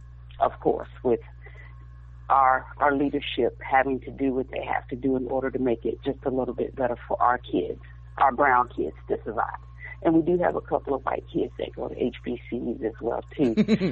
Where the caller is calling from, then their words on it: Texas, United States; I'm calling from Texas.